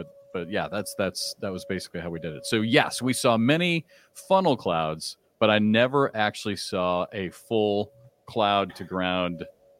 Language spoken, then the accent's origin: English; Iowa, United States; also born or lived in Kansas; growing up in Iowa